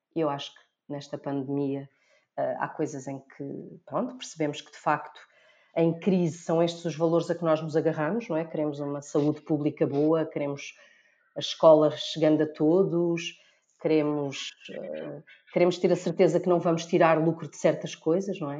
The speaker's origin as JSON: {"language": "Portuguese", "town": "Almada", "region": "Lisbon", "country": "Portugal", "said": "eu sou da Almada"}